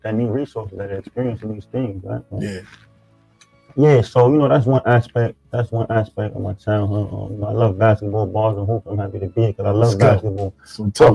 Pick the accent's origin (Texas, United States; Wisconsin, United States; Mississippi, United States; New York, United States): New York, United States; Freeport; I'm from Freeport, New York